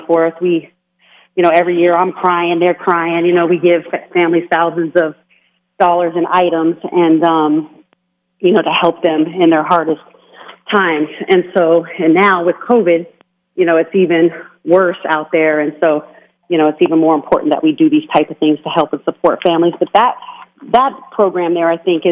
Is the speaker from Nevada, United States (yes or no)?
yes; Las Vegas, Nevada, United States; I grew up in Las Vegas, so this is home.